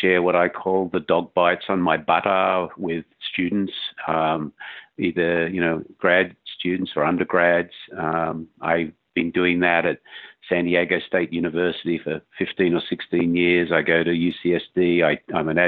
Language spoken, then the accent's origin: English; Australia; moved away as an adult; growing up in Australia